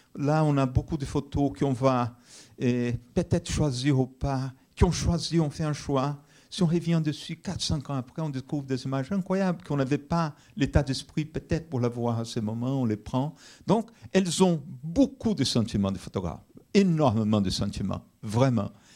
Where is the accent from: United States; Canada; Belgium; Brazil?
Brazil; now in France; je suis brésilien d'origine brésilienne